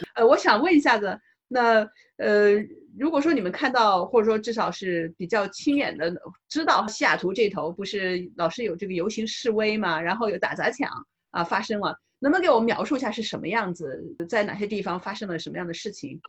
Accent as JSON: {"language": "Chinese", "country": "China", "moved": "yes", "lives_now": "United States", "said": "作为中国人"}